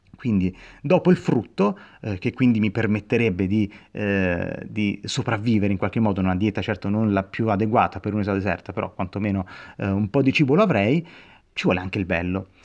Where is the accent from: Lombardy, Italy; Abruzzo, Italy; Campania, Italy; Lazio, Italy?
Lazio, Italy; Rome; io sono cresciuto a Roma